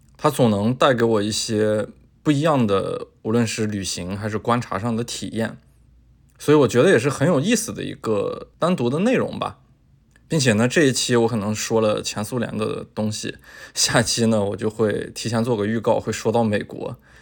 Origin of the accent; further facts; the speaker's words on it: northern China, China; 作为一个北方人